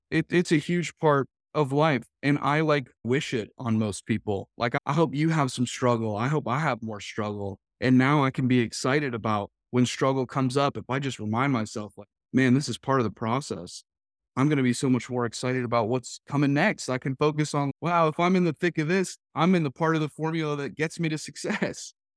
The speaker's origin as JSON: {"language": "English", "region": "New England", "country": "United States", "tie": "born or raised there", "moved": "as an adult", "said": "Originally, I spent all the way up through high school there"}